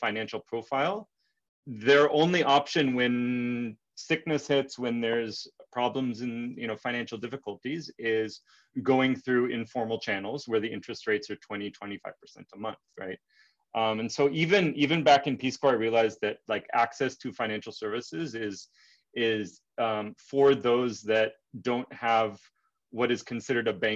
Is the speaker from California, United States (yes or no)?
yes; California, United States; moved away; also born or lived in Dominican Republic; as an American growing up in California